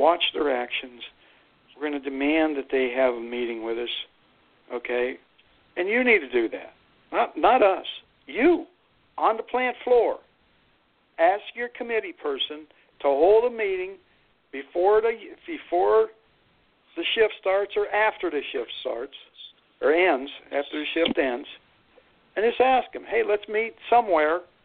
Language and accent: English; Youngstown, Ohio, United States; I'm from the valley. I grew up there in Steel Town